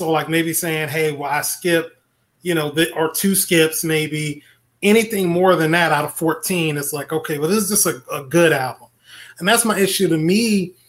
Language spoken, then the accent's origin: English; Mississippi, United States; moved away; also born or lived in Florida; I'm from Mississippi.